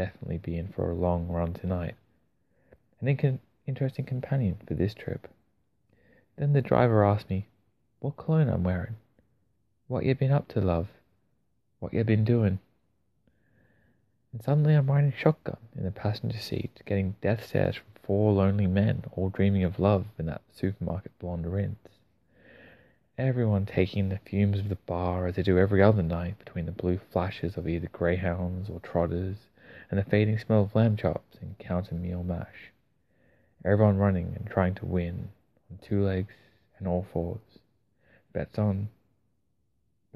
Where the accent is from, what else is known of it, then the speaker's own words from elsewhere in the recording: Australia; accent: Australian; as an Australian reading Australian poetry